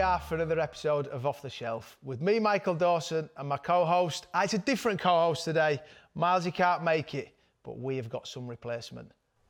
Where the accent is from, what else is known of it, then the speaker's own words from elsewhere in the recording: Yorkshire and the Humber, United Kingdom; Fellow Yorkshireman, coming down to London